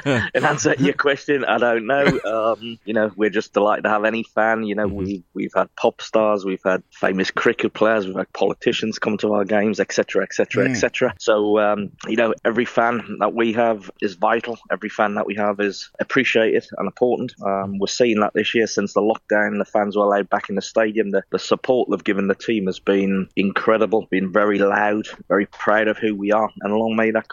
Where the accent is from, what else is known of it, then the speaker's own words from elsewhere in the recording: Newcastle upon Tyne, North East England, United Kingdom; when I was 15, growing up in Newcastle